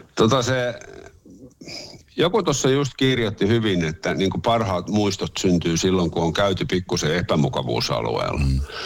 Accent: Helsinki, Uusimaa, Finland; mä olen syntyperäinen helsinkiläinen Helsingissä koko ikäni asunut ja asun edelleen

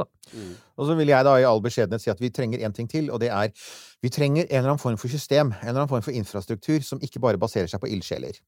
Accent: Eiksund, Møre og Romsdal, Norway; omtrent på hjemstedet mitt på Sunnmøre, Eiksund, i Ulstein kommune.

